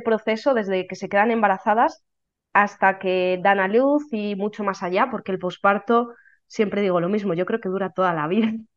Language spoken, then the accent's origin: Spanish; Valladolid, Castile and León, Spain; soy de Valladolid